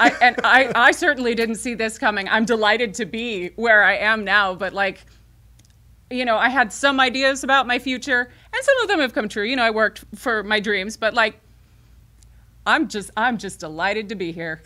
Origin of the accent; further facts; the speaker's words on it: Carbondale, Illinois, United States; moved away; also born or lived in Murphysboro, Illinois; I am a Carbondale native